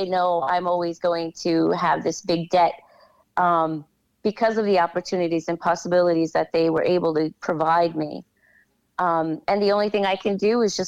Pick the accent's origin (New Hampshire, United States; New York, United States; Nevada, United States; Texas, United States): New York, United States; New York City; also born or lived in Massafra, Apulia, Italy / Staten Island, New York; I came here when I was five